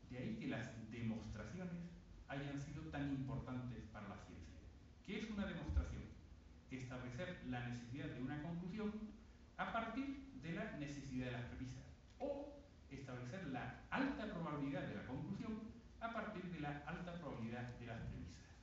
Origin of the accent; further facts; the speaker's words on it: Bay of Cádiz, Andalusia, Spain; Cerca de donde yo nací, en la bahía de Cádiz, hay una importante base militar